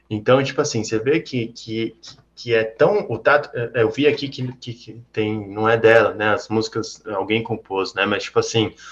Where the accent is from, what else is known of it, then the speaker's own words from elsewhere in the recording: Northeast Region, Brazil; Mas, ó, eu sou do Nordeste, ele é, ela, ele é do Sul.